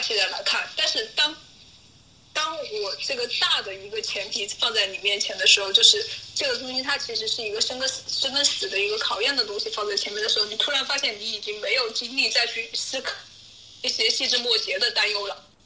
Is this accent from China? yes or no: yes; Wuhan, Hubei, China; 武汉我的家乡，我的家乡